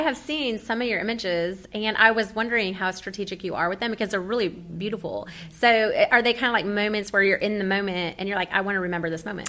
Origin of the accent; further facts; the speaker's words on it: Nebraska, United States; I was born and raised in Nebraska.